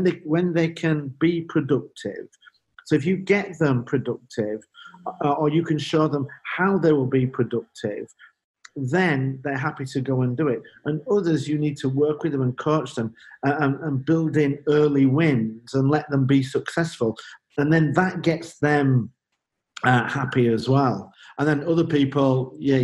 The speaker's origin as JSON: {"language": "English", "town": "Leeds", "region": "Yorkshire and the Humber", "country": "United Kingdom", "also_born_or_lived": "Belgium", "moved": "as an adult", "said": "I'm from Leeds in the north of England, Leeds United"}